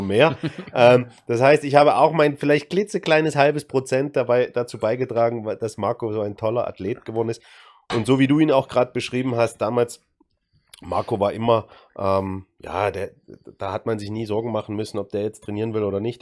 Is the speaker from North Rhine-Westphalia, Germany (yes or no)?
no; Dresden, Saxony, Germany; aus meiner Heimatstadt, aus Dresden